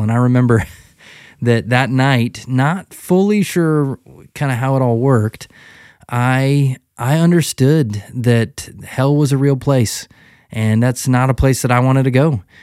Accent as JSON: {"language": "English", "town": "Kalispell", "region": "Montana", "country": "United States", "tie": "born or raised there", "said": "when I was, uh, a young guy growing up in Kalispell, Montana, I grew up"}